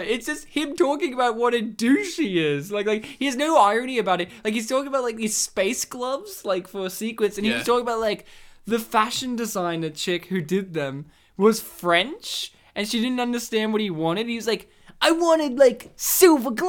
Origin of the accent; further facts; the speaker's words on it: Poland; We're not American. We're Polish.